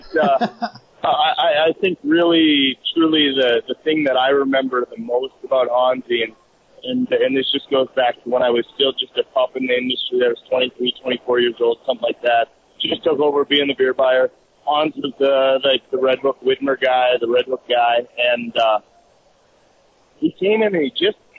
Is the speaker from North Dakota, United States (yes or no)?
yes; North Dakota, United States; growing up in North Dakota